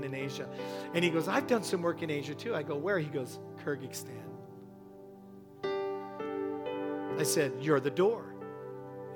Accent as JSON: {"language": "English", "town": "Toronto", "region": "Ontario", "country": "Canada", "said": "I'm from Toronto"}